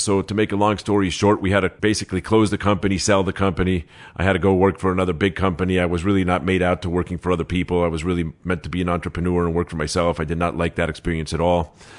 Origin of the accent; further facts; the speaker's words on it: Los Angeles, California, United States; also born or lived in Mexico City, Mexico; I was born in Mexico City. I moved to Los Angeles at six years old, seven years old.